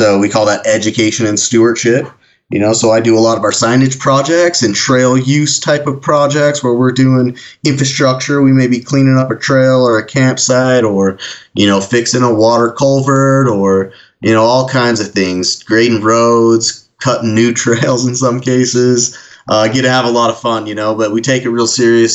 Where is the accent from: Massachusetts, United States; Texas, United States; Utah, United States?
Utah, United States; Ogden; my hometown, which is just kind of ironic, Ogden, Utah is where the Region 4 Forest Service office is